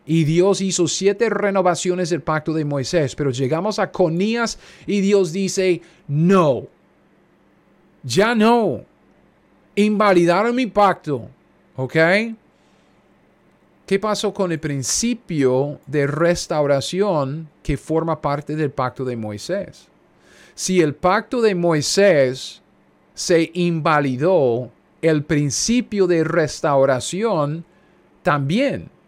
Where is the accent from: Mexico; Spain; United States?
United States; also born or lived in Kansas; yo soy un gringo cualquiera viviendo en Kansas.